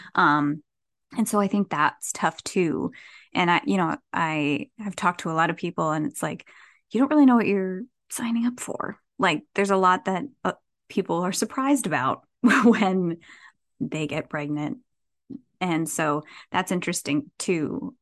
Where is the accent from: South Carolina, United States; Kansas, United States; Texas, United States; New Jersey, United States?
New Jersey, United States; moved away as an adult; also born or lived in New York City / Los Angeles; I was born and raised in Jersey